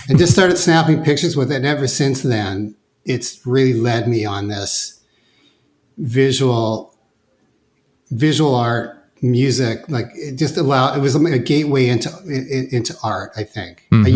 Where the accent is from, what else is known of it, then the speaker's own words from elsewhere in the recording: Vancouver, British Columbia, Canada; I'm born and raised in Vancouver